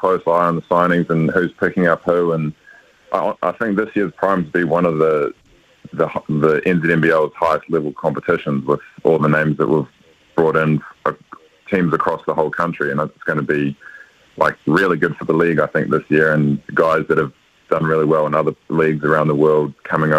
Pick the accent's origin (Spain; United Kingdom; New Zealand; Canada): New Zealand; moved away as an adult; also born or lived in Washington, United States; being a Kiwi and going into an American environment